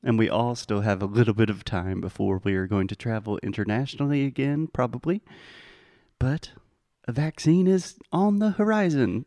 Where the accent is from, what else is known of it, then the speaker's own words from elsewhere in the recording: United States; as an American